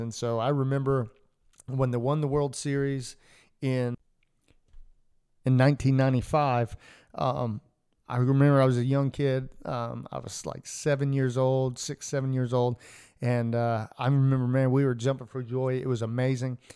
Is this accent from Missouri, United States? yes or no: no; Atlanta, Georgia, United States; I grew up in Atlanta